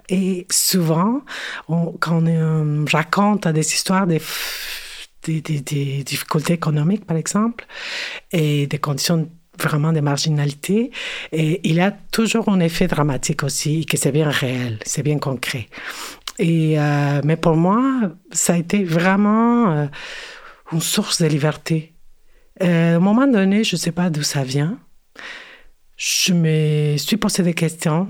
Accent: Mexico City, Mexico; French is a second language; moved away as an adult; now in Montreal, Canada; je me identifico como mexicana, née en la Ciudad de México et euh, oui, c'est ça, je suis née euh, à, Mexico

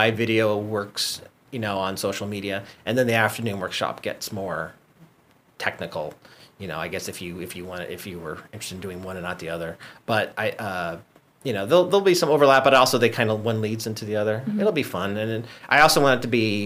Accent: Guam; moved away as an adult; now in Los Angeles, United States; growing up on Guam, it's a tight-knit community

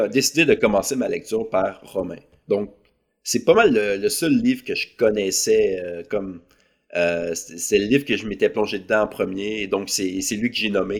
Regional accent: Saint-Étienne-de-Lauzon, Quebec, Canada; also born or lived in Lac Saint-Jean; now in Montreal, Canada; je suis originaire de la ville de Québec. Euh, j'ai grandi euh, sur la rive sud, dans un village qui s'appelle Saint-Étienne-de-Lauzon

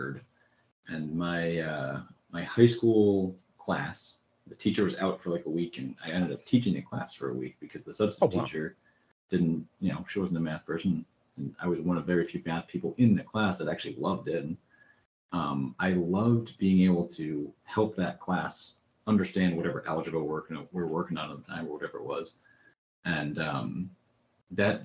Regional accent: Connecticut, United States; moved away; I grew up in Connecticut, so I moved away from a lot of friends

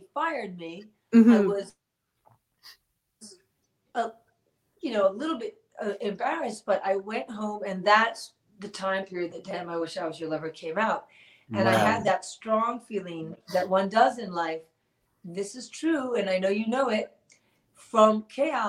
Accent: New York City, New York, United States; I grew up born and raised in New York City

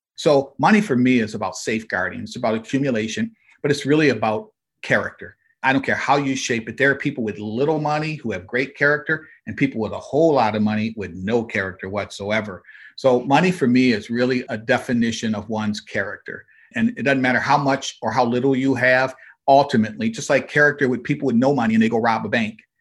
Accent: Flint, Michigan, United States; I grew up in Flint, Michigan

